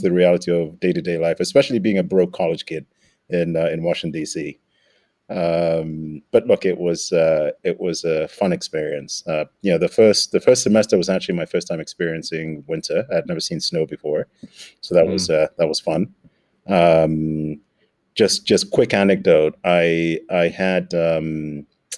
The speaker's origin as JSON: {"language": "English", "region": "Nairobi", "country": "Kenya", "tie": "born or raised there", "moved": "as an adult", "said": "I grew up in Nairobi, Kenya. Spent all of my primary high schooling in Nairobi"}